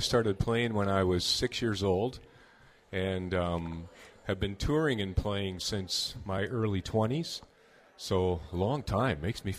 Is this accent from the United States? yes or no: no; Sarnia, Ontario, Canada; I grew up in Sarnia, Ontario